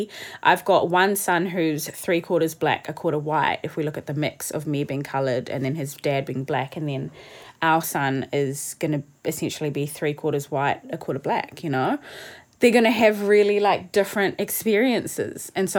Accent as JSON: {"language": "English", "country": "South Africa", "said": "Yeah, I was saying how, because I'm a coloured South African"}